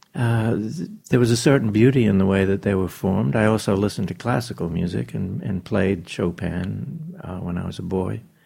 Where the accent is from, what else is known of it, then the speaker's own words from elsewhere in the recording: New Zealand; I was born in New Zealand